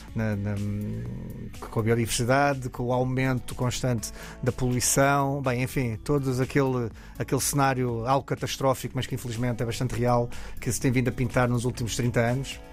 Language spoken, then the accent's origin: Portuguese; Alentejo, Portugal; como no Alentejo, de onde eu venho